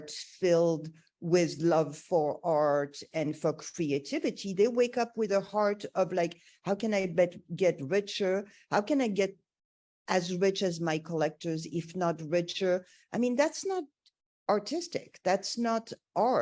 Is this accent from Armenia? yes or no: yes; Armenia; I was born in Armenia